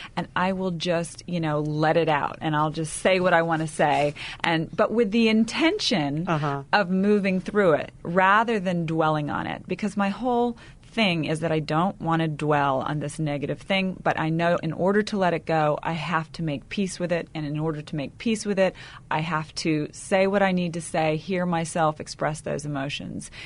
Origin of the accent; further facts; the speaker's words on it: the South, United States; I come from you know the South where we put on a big smile and say everything's fine